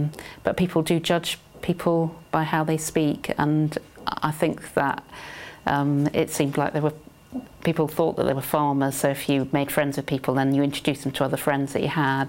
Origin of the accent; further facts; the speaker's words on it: Surrey, South East England, United Kingdom; accent: southeast, quite BBC English; I was born in Surrey, and I've got two older sisters and a younger brother.